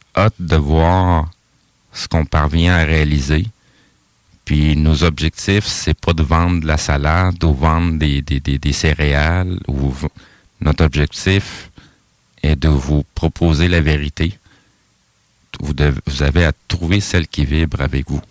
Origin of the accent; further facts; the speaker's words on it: Quebec, Canada; je suis né au Québec, mais mes origines sont d'ailleurs